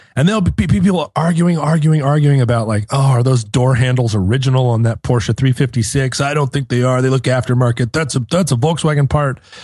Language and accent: English; United States; I'm an American